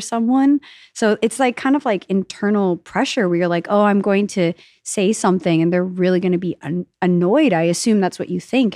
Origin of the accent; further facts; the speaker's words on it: New York, United States; now in Austin, United States; I'm a New Yorker